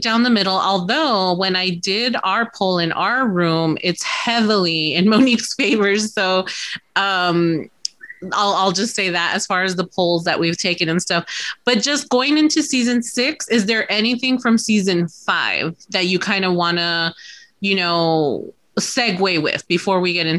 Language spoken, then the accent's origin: English; Texas, United States; As a Texan, I'm a vegetarian.